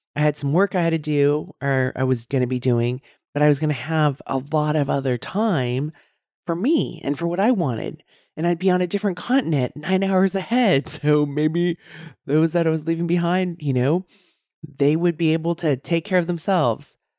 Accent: United States; how Americans, we just are so into the brand, right?

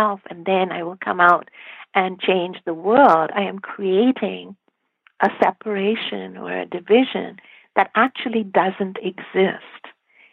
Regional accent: India; I grew up in India

